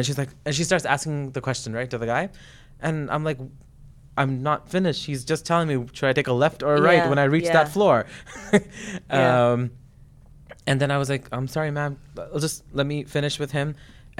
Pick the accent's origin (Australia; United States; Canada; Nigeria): Canada; I was like, I am a Canadian. This is not how we behave.